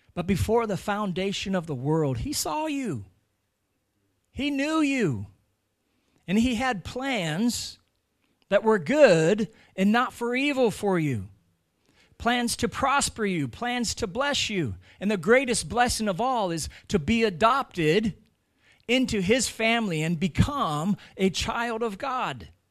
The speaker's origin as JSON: {"language": "English", "country": "United States", "moved": "as an adult", "lives_now": "Ireland", "said": "I'm American"}